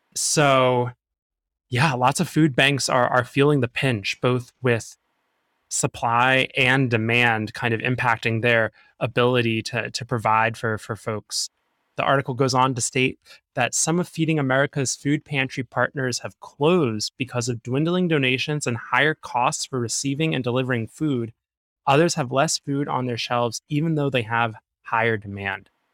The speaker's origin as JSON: {"language": "English", "town": "New York City", "region": "New York", "country": "United States", "said": "being a New Yorker, we're both New Yorkers"}